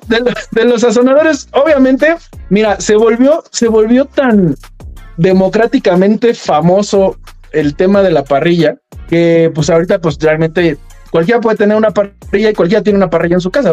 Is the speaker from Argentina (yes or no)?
no; Mexico